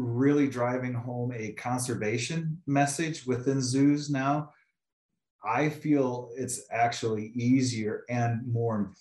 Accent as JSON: {"language": "English", "region": "Northwest Iowa", "country": "United States", "tie": "born or raised there", "also_born_or_lived": "Tulsa, Oklahoma / Philadelphia, Pennsylvania / Atlanta, Georgia / Duluth, Minnesota", "moved": "yes", "lives_now": "Pocatello, United States", "said": "I grew up in the real Iowa in Northwest Iowa"}